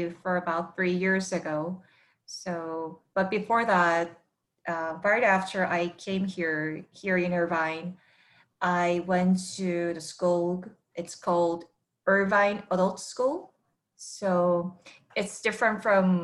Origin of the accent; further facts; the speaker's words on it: South Korea; first language Korean; English is a second language; moved away as an adult; I'm from Korea, and I've been here for 6 years, and I'm also ESL learner myself